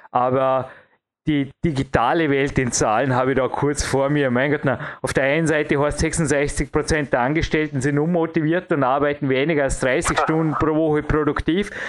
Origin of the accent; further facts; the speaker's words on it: Austria; ich kann nur als Österreicher